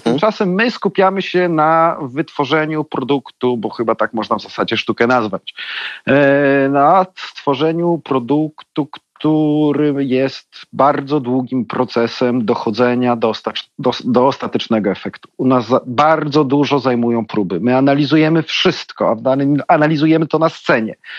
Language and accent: Polish; Białystok, Podlaskie Voivodeship, Poland; now in Warsaw, Poland; ja jestem z Białego Stoku